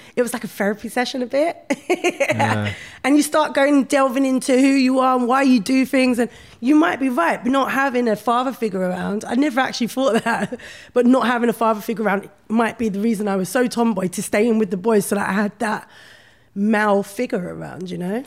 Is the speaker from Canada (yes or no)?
no; London, United Kingdom; I grew up in Brixton